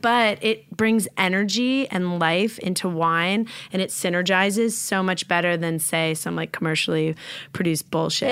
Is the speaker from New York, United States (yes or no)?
yes; New York, United States; now in Los Angeles, United States; I'm from New York